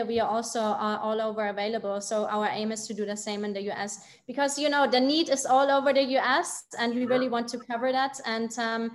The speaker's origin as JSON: {"language": "English", "country": "Germany", "said": "I'm from Germany"}